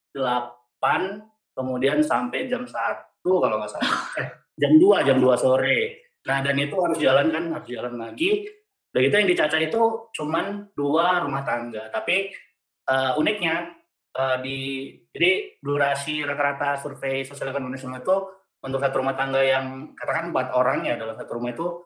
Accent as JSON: {"language": "Indonesian", "region": "North Sumatra", "country": "Indonesia", "said": "memang karena barangkali saya asli Sumut dari Bogor Center jadi kalau yang ini ya, benar memang logatnya eh, cukup cukup tinggi gitu"}